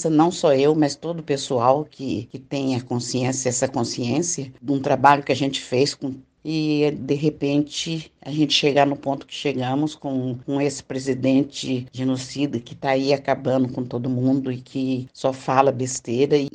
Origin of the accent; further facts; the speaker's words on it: Minas Gerais, Brazil; moved away as an adult; now in São Paulo, Brazil; Vim de Minas Gerais e vim para São Paulo, que meu marido tinha que procurar trabalho